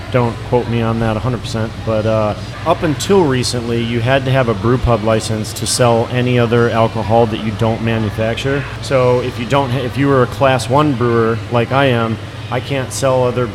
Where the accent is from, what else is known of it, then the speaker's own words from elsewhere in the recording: Grayslake, Illinois, United States; I grew up in Grays Lake, which is just south of Antioch